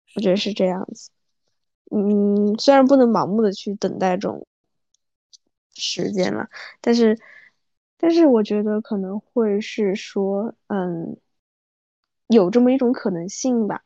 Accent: southern China, China; moved away; 我作为一个南方人要去适应北方的气候

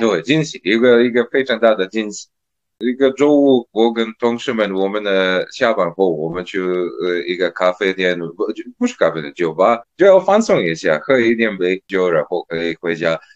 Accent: Serbia; first language Serbian; Chinese is a second language; now in Shanghai, China; 当时在塞尔维亚

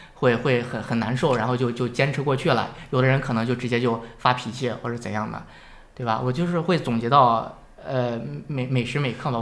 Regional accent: Shandong, China; accent: Shandong accent; now in Hebei, China; 有口音，我是山东人，我有山东口音

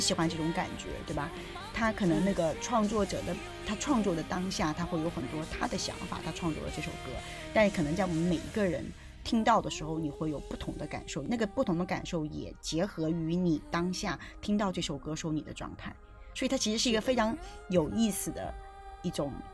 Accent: southern China, China; now in Beijing, China; 因为我是南方人

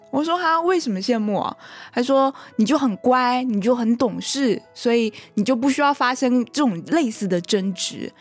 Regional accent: Taiwan; 其实我是一个来自台湾的朋友

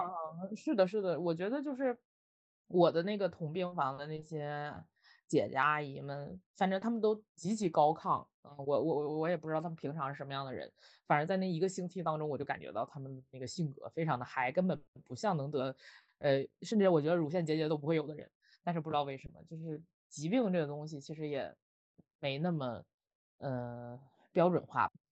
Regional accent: Northeast China, China; now in Beijing, China; 我是东北人

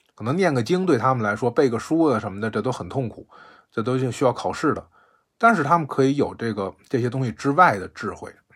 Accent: Beijing, China; 我是北京的

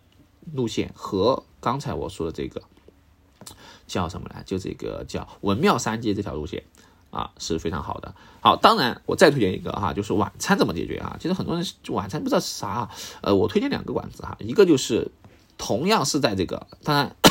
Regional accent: Sichuan, China; 我作为四川人

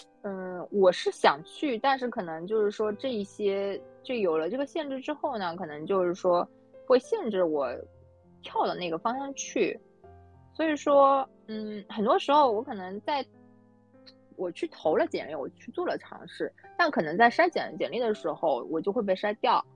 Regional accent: Zhejiang, China; 然后我是来自浙江的。

